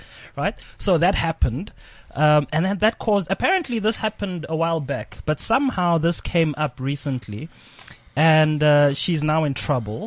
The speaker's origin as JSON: {"language": "English", "country": "South Africa", "said": "I am a black South African man"}